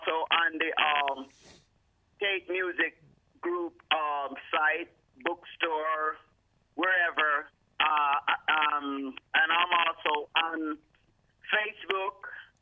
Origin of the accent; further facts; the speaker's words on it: Kingston, Jamaica; now in Detroit, United States; I was actually born and raised in Kingston, Jamaica, and then actually moved to Detroit, Michigan.